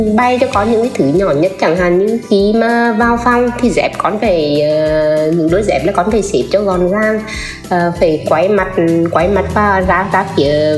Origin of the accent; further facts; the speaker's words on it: Nghệ An, Vietnam; mình đến từ Nghệ